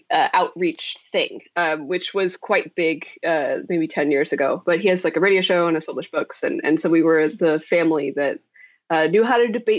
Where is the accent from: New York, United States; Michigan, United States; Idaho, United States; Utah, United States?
Idaho, United States; born or raised there; now in San Francisco, United States